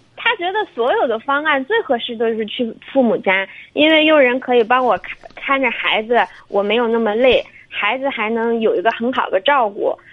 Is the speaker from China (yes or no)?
yes; southern China, China; moved away as an adult; now in Shandong, China; 我是南方人，我自己毕业以后独自就过来了